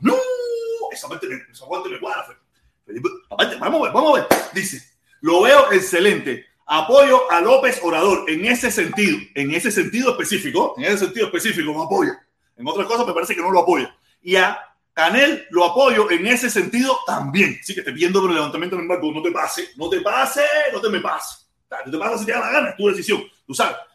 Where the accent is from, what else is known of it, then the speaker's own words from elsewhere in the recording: Havana, Cuba; moved away; Yo soy un cubano más. Nacido en Cuba, en La Habana, en el Vedado, en maternidad de línea, el 25 de agosto